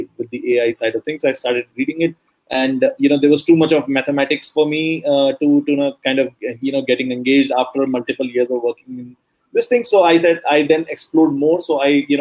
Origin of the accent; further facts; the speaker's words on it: Delhi, India; I am currently in India, in Delhi, basically at my hometown